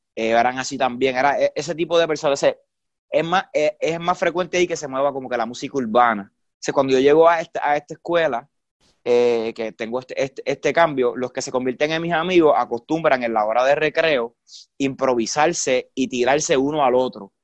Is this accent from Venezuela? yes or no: no; San Juan, Puerto Rico; also born or lived in Isabela, Puerto Rico; yo me crié aquí en, en la, en el área metro, en San Lorenzo, en San Juan, que es la capital